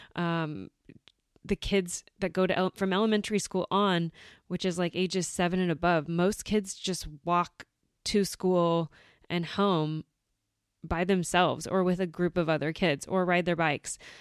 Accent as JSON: {"language": "English", "country": "United States", "tie": "born or raised there", "moved": "as an adult", "lives_now": "Germany", "said": "we went back to the U S and I had my daughter back in my hometown"}